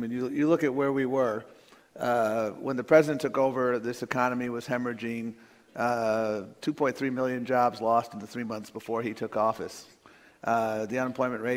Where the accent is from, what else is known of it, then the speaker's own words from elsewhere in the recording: Buffalo, New York, United States; I grew up in Buffalo, New York.